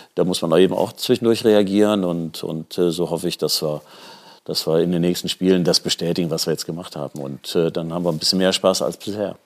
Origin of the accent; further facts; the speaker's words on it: Düsseldorf, North Rhine-Westphalia, Germany; ich bin Düsseldorfer